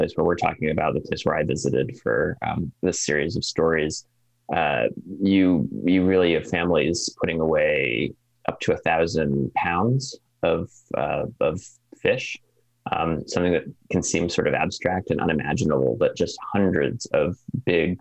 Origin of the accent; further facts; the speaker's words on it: East Coast, near the Connecticut River, New England, United States; now in Alaska, United States; I'm from the East Coast